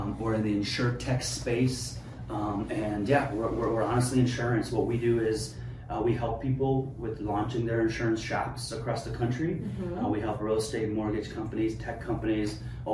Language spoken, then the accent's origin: English; Afghanistan; now in United States; I'm a kid from Afghanistan.